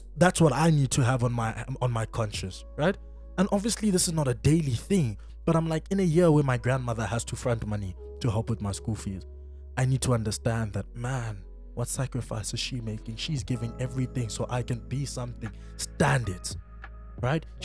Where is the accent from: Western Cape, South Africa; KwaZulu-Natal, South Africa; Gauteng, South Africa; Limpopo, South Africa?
Gauteng, South Africa; Soweto; I grew up in Naledi Extension 2 Soweto